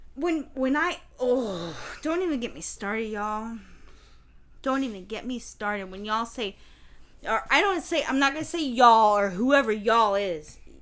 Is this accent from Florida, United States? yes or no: yes; St. Petersburg, Florida, United States; I grew up in the South Side St.